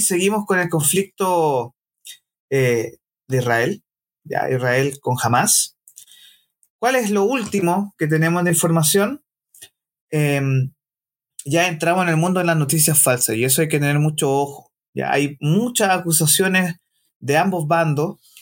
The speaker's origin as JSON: {"language": "Spanish", "country": "Chile", "said": "como varios chilenos nos sentimos tocados en el orgullo nacional"}